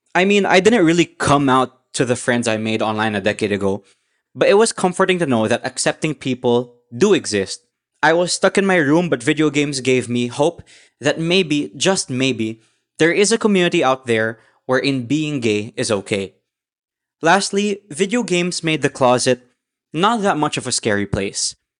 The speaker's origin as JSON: {"language": "English", "country": "Philippines", "tie": "born or raised there", "said": "I grew up in the Philippines"}